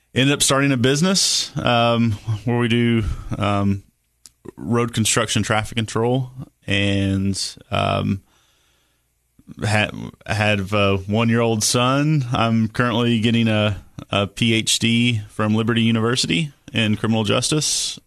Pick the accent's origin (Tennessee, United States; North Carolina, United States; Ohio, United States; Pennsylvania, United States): Tennessee, United States; Cookeville; also born or lived in Samoa; I was born right here in Cookville at and at the time it was called Cookville General Hospital